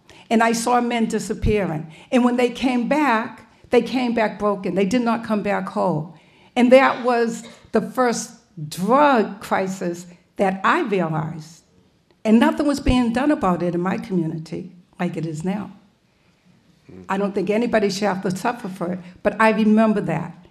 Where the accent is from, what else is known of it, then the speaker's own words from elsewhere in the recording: Boston, Massachusetts, United States; when I was a child growing up in Mission Hill Projects